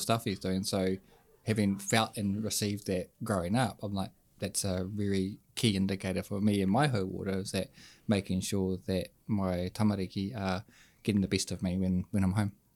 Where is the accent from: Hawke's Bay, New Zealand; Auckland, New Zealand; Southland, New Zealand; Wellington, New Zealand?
Wellington, New Zealand; Hutt Valley; from the Hut